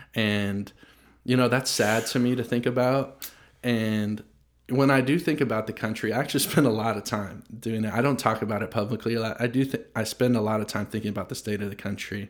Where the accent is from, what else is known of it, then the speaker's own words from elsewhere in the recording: United States; growing up in America, I'm twenty-five